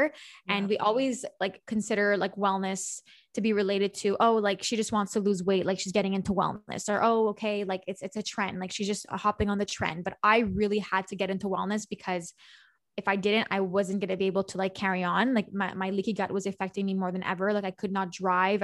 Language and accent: English; Montreal, Quebec, Canada; I'm from Montreal